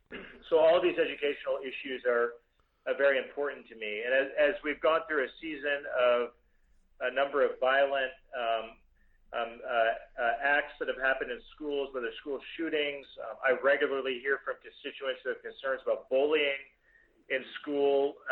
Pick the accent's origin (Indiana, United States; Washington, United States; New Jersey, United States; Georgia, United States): Indiana, United States; my home state in Indiana